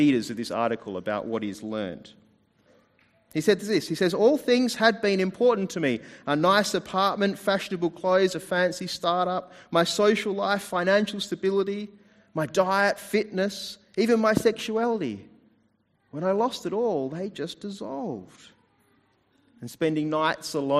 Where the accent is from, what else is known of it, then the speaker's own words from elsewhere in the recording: New Zealand; now in Adelaide, Australia; I was born in New Zealand